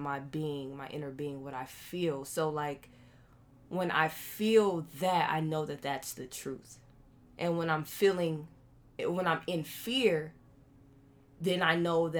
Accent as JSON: {"language": "English", "town": "Akron", "region": "Ohio", "country": "United States", "said": "that part of me that comes from Akron, Ohio"}